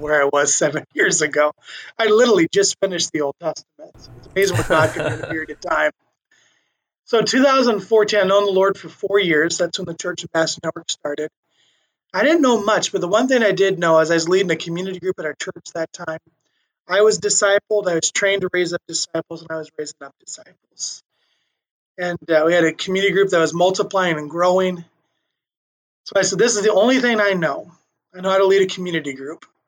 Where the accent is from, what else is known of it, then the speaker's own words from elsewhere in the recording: Earlham, Iowa, United States; also born or lived in Lincoln, Nebraska / Omaha, Nebraska; most of my years, I grew up in a small town in uh, west central Iowa called Earlham